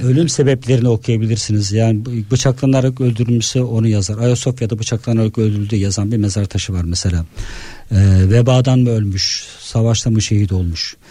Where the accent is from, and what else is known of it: Trabzon, Turkey; moved away as an adult; now in Istanbul, Turkey